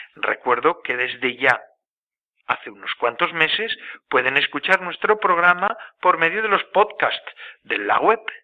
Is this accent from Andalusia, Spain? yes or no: no; a village near Guernica, Biscay, Basque Country, Spain; vizcaíno de Guernica, de muy cerquita de mi pueblo de donde nací yo